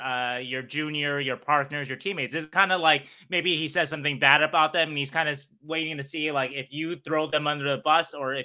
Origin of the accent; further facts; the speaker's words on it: Vancouver, British Columbia, Canada; maybe it'll be in my hometown, Vancouver